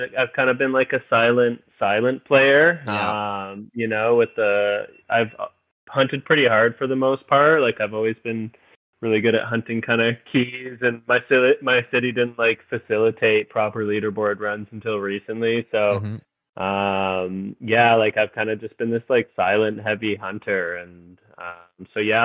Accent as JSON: {"language": "English", "town": "Mississauga", "region": "Ontario", "country": "Canada", "tie": "born or raised there", "also_born_or_lived": "Alberta", "moved": "as an adult", "lives_now": "Victoria, Canada"}